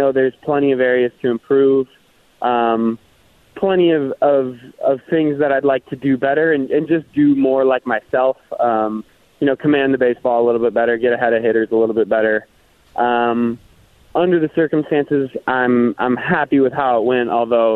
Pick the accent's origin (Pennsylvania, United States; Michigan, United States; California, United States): Michigan, United States; Kalamazoo; moved away; my parents grew up in my hometown of Kalamazoo